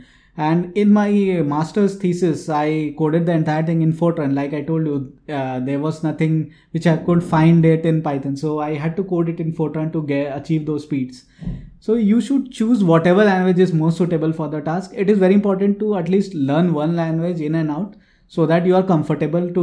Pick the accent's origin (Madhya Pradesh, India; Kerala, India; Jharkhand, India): Jharkhand, India; Jamshedpur; So I'm from Jamshedpur.